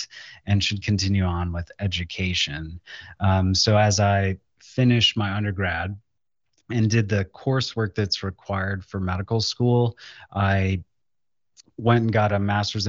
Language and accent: English; Lorain, Ohio, United States; came back to my hometown of Lorain, Ohio, which is close to Cleveland